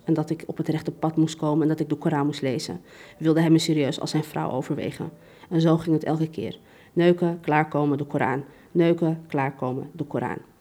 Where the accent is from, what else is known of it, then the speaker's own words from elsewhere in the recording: Amsterdam, North Holland, Netherlands; ik ben gewoon opgegroeid in Amsterdam-West.